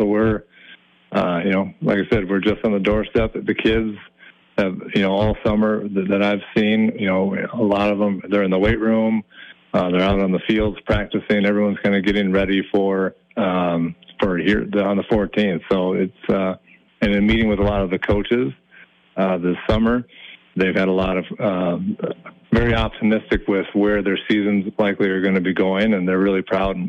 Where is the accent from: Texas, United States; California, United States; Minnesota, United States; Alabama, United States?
Minnesota, United States; Minneapolis; In Southwest Minneapolis. So that was a great experience. I never thought in my life that I would be outside of the metro.